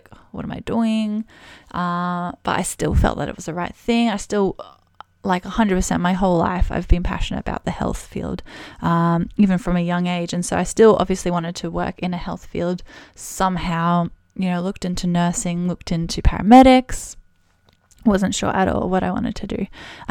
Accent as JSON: {"language": "English", "town": "Brisbane", "region": "Queensland", "country": "Australia", "said": "So I'm actually originally from Brisbane in Australia."}